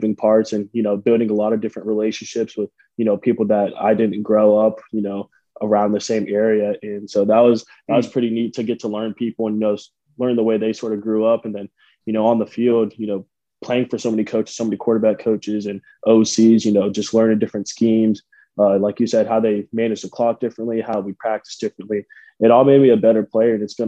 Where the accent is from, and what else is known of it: Tampa, Florida, United States; born or raised there; moved away as an adult; also born or lived in South Dakota